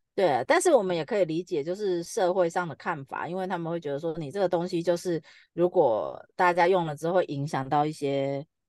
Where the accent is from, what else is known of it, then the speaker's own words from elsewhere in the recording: Taiwan; 我们台湾的繁体中文的量 很少